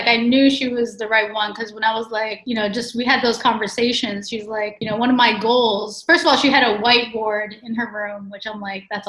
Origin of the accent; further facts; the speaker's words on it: Houston, Texas, United States; and I am 32. And originally I was born in Houston, Texas. I'm half Mexican, half American. My mom's from Mexico City.